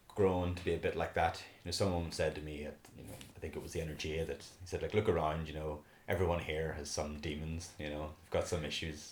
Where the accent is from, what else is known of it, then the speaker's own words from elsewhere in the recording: Belfast, Northern Ireland, United Kingdom; now in Dublin, Ireland; I was originally from Belfast, moved to Dublin